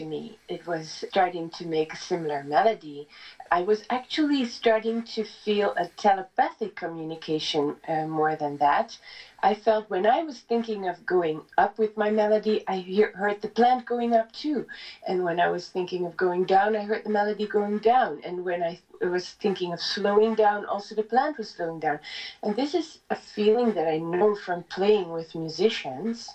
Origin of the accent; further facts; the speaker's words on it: Netherlands; moved away as an adult; now in Italy; I come from the Netherlands, and I was working as a singer there